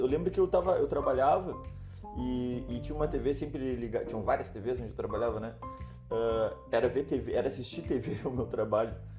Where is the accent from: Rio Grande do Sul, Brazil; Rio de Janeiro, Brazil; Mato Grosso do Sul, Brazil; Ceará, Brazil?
Rio Grande do Sul, Brazil; first language Portuguese; moved away as an adult; now in Lisbon, Portugal; a gente é do Rio Grande do Sul, né? E mora próximo ao Uruguai